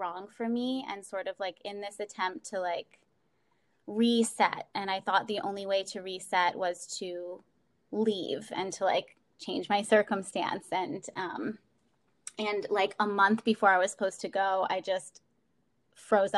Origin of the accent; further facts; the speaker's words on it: Baltimore, Maryland, United States; I'm from Baltimore and I'm living in Baltimore right now